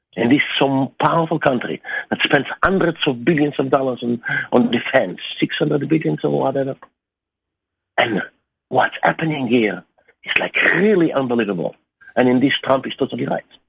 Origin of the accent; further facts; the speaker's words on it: Germany; also born or lived in United States; I present myself as a German journalist, because I am such also, uh, I don't tell them I'm Jewish. I don't tell them I'm also an American. And with my accent